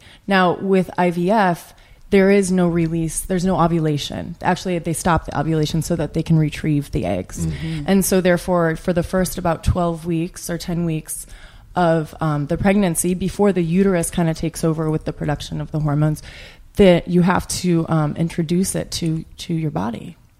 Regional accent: St. Louis, Missouri, United States; I grew up

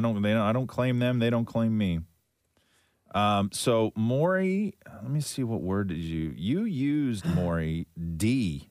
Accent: Canada; as a Canadian

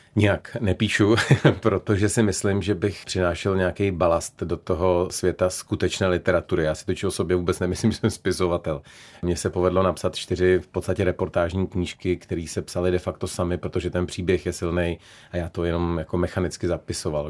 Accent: Prague, Czechia; also born or lived in Šumava (Velhartice); Já jsem opravdu karlínský dítě.

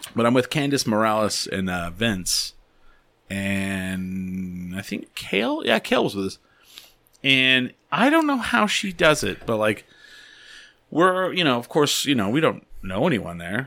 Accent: Albuquerque, New Mexico, United States; we're from Albuquerque

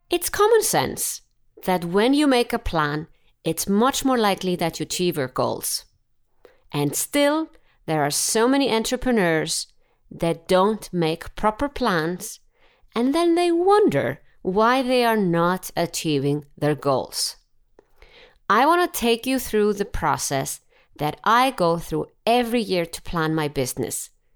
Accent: Iceland; I'm from Iceland.

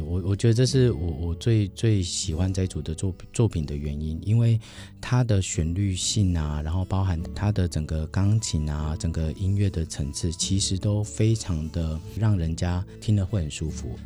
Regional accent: Penghu County, Taiwan; moved away; 我的家乡在，呃 在，在澎湖。嗯。对，我的老家澎湖其实没有什么太多的光害

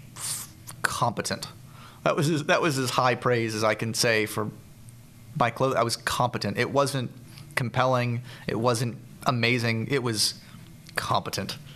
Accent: Central Florida, United States; moved away; I grew up in Central Florida. Uh, um, I moved there when I was about five

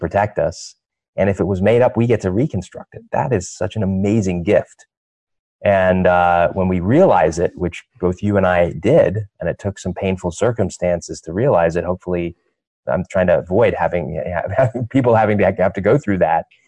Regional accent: London, United Kingdom; I was born in London, England.

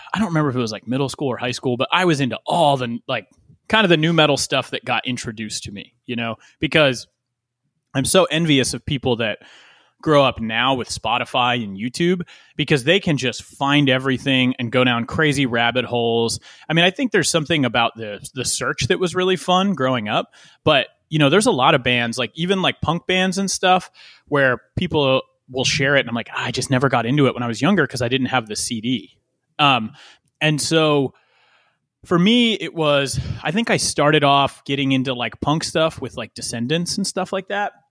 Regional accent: West Chester, Pennsylvania, United States; born or raised there

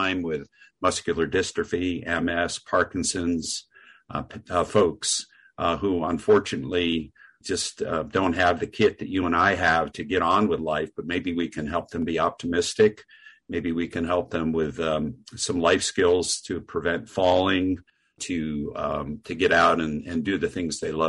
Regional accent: New Jersey, United States; moved away as an adult; also born or lived in Vermont; grew up in New Jersey

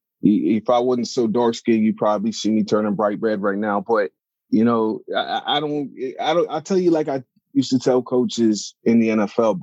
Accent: Pittsburgh, Pennsylvania, United States; I'm originally from Pittsburgh, Pennsylvania. And, you know, I was born into, you know, my parents are from Africa. They're from Nigeria. So I'm first generation American.

